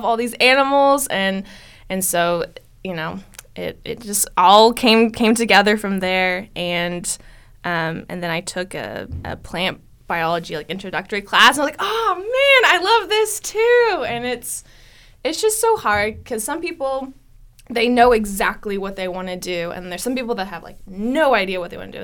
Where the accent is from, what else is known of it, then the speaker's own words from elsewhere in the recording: Stillwater, Oklahoma, United States; I was born and raised here in Stillwater